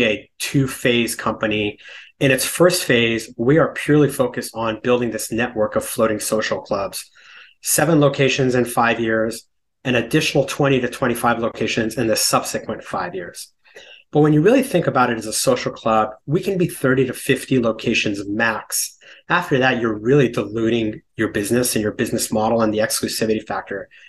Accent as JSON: {"language": "English", "region": "California", "country": "United States", "tie": "born or raised there", "moved": "as an adult", "lives_now": "New York City, United States", "said": "I grew up in California. I moved to New York in 2001 on Wall Street."}